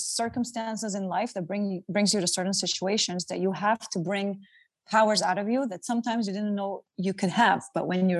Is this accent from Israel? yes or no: yes; Israel; born or raised there; moved away as an adult; also born or lived in Antwerp, Belgium; now in New York, United States